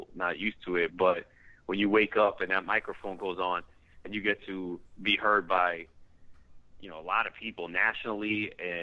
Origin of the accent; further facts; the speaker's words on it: New York, United States; I wanted to be a sports talk show host growing up in New York, listening to WFAN